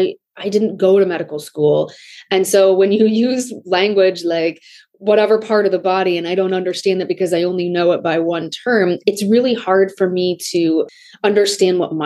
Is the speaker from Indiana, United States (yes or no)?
no; Des Moines, Iowa, United States; I grew up in Des Moines, Iowa.